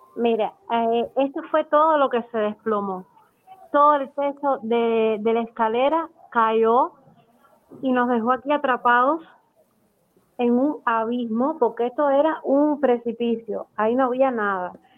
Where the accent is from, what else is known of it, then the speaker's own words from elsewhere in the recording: Cuba; nosotros que somos el pueblo, que somos los cubanos de a pie